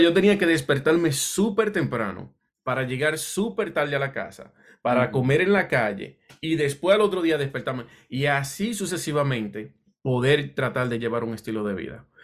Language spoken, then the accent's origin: Spanish; Dominican Republic; also born or lived in Puerto Rico; now in New Jersey, United States; yo soy de la República Dominicana y llegué un tiempo a vivir en Puerto Rico y de acá vine a New Jersey por una oportunidad de trabajo, ya, ya yo estaba comenzando como a los 20 años.